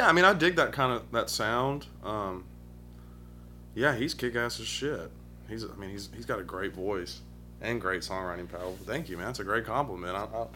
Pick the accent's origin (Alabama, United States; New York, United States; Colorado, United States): Alabama, United States; Vestavia Hills; Vestavia Hills, right up the road. Grew up in the suburbs. Pretty normal, nice life. Grew up in a cul-de-sac.